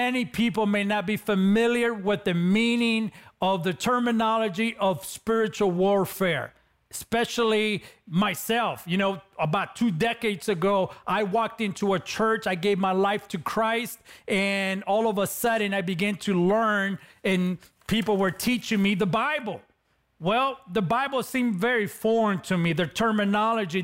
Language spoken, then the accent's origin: English; Los Angeles, California, United States; accent: Latino; growing up in East LA, California, I was involved in gangs